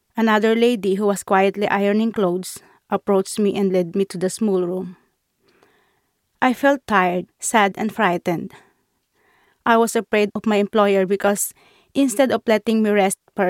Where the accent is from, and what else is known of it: Philippines; moved away as an adult; also born or lived in Qatar; now in London, United Kingdom